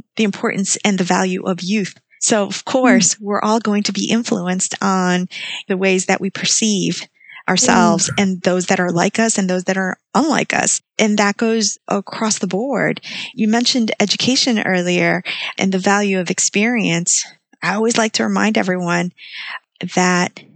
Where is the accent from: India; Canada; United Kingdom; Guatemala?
Guatemala; moved away; I was born in Guatemala